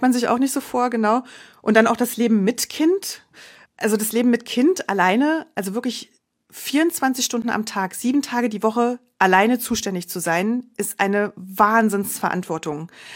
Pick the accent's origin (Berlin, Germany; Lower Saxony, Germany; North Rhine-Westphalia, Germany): Berlin, Germany; moved away as an adult; also born or lived in Munich; Ich komme ursprünglich aus Berlin, hatte meine Familie dann also hier in der Nähe